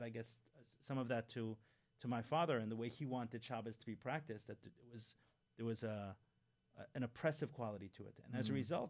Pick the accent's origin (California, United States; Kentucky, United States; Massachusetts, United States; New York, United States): New York, United States; New York City; I grew up in Crown Heights